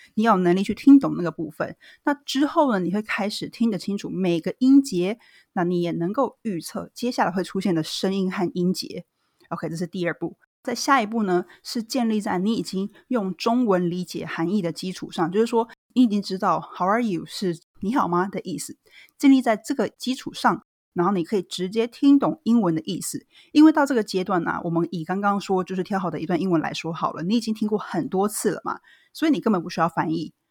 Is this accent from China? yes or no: no; Taiwan; 我其实是个在台湾土生土长的台湾女孩儿